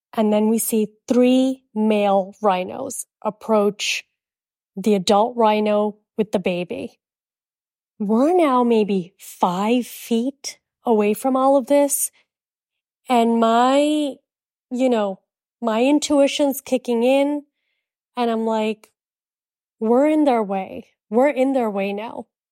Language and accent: English; United States; accent: American; also born or lived in India; we're from America